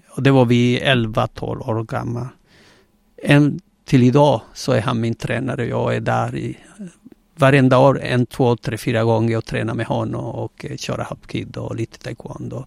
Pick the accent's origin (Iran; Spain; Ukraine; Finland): Spain; Gran Canaria, Canary Islands; Swedish is a second language; now in Sweden; jag är spanjor, eh, född på Gran Canaria eh, på 60-talet